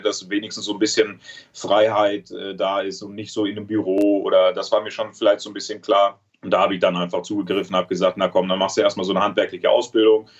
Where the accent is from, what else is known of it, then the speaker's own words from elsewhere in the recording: Trier, Rhineland-Palatinate, Germany; moved away as an adult; mit 18 bin ich ja aus äh, Trier, aus meiner Heimat äh, raus